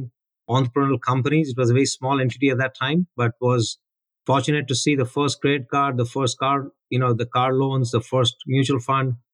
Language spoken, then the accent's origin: English; Delhi, India; moved away; growing up in India